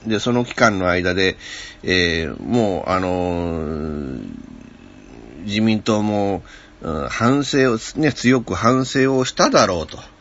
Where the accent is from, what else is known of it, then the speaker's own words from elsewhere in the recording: Okayama, Japan; 僕は岡山県民ですけれども